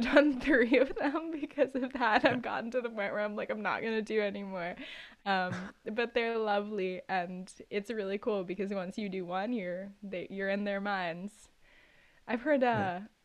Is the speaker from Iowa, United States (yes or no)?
no; New York City, New York, United States; I was born and raised in New York City